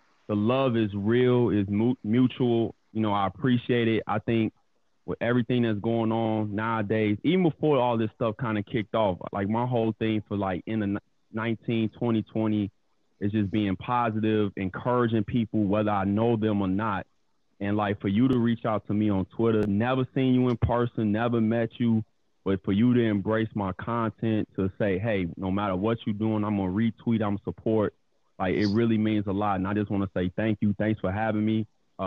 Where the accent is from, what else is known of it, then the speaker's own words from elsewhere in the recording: Chicago, Illinois, United States; also born or lived in Flossmoor, Illinois; born and raised in Chicago, Illinois, East Side.